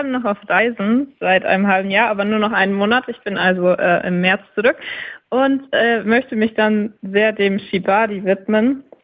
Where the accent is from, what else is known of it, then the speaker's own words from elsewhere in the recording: Nuremberg, Bavaria, Germany; ich komme aus dem Nürnberger Raum, also alles, was in Bayern und Nürnberg speziell liegt, wäre super cool.